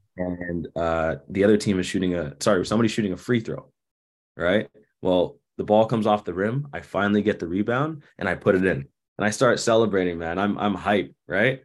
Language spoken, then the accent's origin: English; Toronto, Ontario, Canada; now in Winnipeg, Canada; I grew up in Toronto